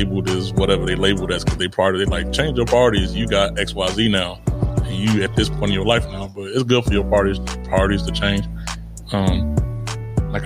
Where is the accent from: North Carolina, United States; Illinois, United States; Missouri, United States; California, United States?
Illinois, United States; Chicago; moved away as an adult; now in Italy; I grew up in Chicago